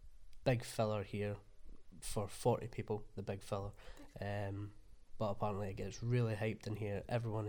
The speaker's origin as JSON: {"language": "English", "area": "Fife", "region": "Scotland", "country": "United Kingdom", "moved": "as an adult", "lives_now": "Sunderland, United Kingdom", "said": "from Fife."}